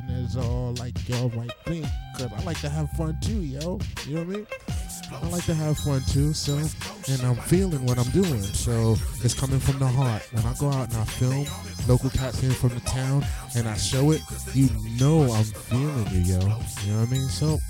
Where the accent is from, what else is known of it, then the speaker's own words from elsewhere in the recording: New York, United States; moved away; when I came up here from New York back in 91, I saw Music in the City on public access